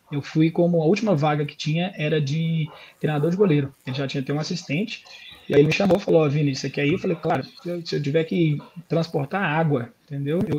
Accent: Belo Horizonte, Minas Gerais, Brazil; now in Australia; como se fosse Belo Horizonte, né, de onde eu vim do Brasil. É, do Brasil.

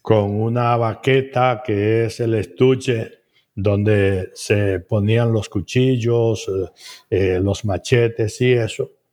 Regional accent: Navas, Dominican Republic; moved away as an adult; also born or lived in Inver / Puerto Rico / New Jersey, United States; Yo nací en Navas, una comunidad que describo como un villorrio que tenía alrededor de 148 casas, creo. Y ahí nací y me desarrollé los primeros 12 años

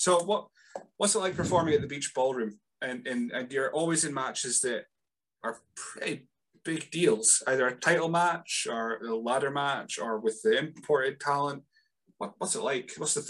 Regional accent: Rothes, Scotland, United Kingdom; now in Elgin, United Kingdom; I live in Elgin. I grew up in Rothes, which is worse.

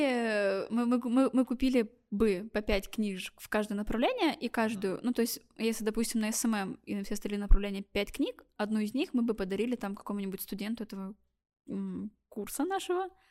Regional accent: Blagoveshchensk, Amur Oblast, Russia; я из Амурской области, э, город Благовещенск

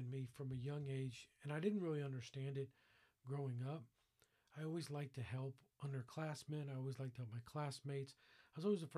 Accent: Fort Lauderdale, Florida, United States; I grew up in Fort Lauderdale, Florida, in an all-Jewish family

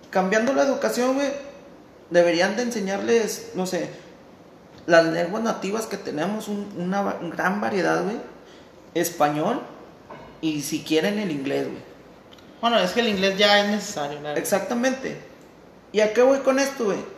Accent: Mexico; nosotros, como mexicanos

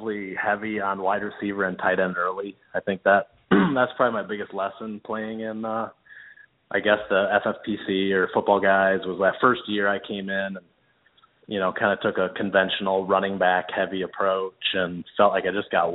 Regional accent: River Falls, Wisconsin, United States; now in Portland, United States; I grew up in River Falls

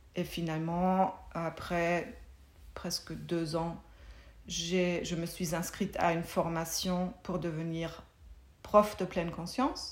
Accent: Germany; French is a second language; moved away as an adult; also born or lived in Munich; now in Belgium; j'ai grandi en Allemagne

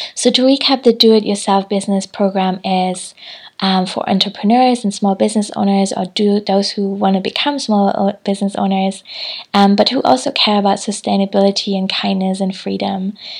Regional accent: Hamburg, Germany; moved away; I'm in Hamburg at the moment, which is my hometown

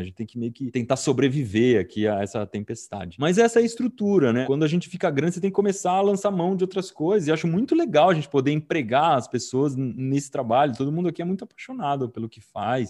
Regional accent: Piedade, São Paulo, Brazil; eu cresci em Piedade, no interior de São Paulo

